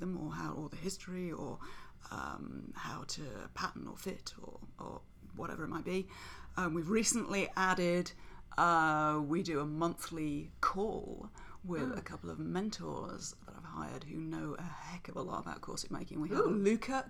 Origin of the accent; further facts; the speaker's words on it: Nottingham, East Midlands, United Kingdom; accent: English; I am from Nottingham in England